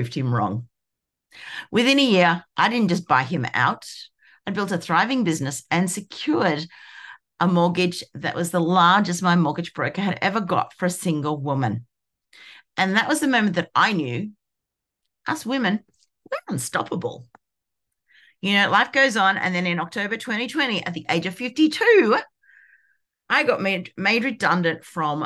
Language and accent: English; Sydney, New South Wales, Australia; I'm from Sydney, Australia, and I hang with my fabulous family